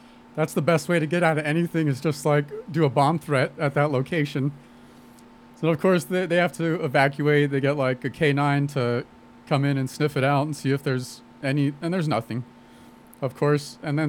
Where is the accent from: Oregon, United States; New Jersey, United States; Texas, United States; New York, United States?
Texas, United States; moved away; I was born in Texas, man.